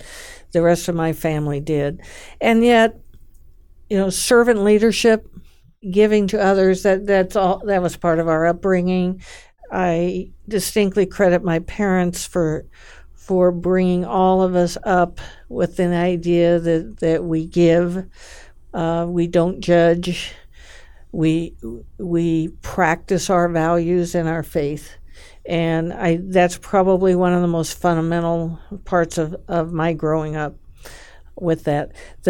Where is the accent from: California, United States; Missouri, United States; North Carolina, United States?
California, United States; I grew up in California, in a very faith-based family.